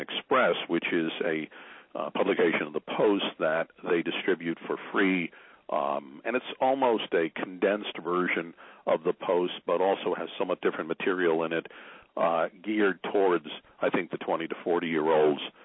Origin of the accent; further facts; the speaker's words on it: Newark, New Jersey, United States; moved away as an adult; also born or lived in Nutley, New Jersey / Illinois / Tennessee / Maryland; I was originally from Newark and Nutley, New Jersey.